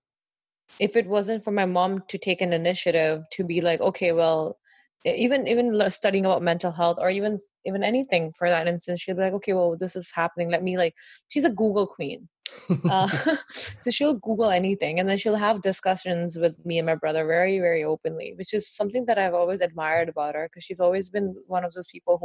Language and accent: English; Sarnia, Ontario, Canada; also born or lived in Qatar; I grew up in Sarnia and I was the only South Asian person, well, not South Asian, just person of color